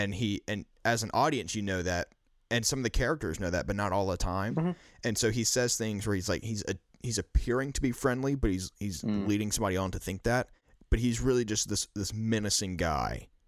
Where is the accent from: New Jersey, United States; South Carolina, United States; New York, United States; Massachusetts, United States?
South Carolina, United States; accent: Midwest; Well, so I'm from South Carolina. We don't we don't exactly have a Tennessee accent here, but I don't really have a South Carolina accent. So, I have more of a Midwest accent.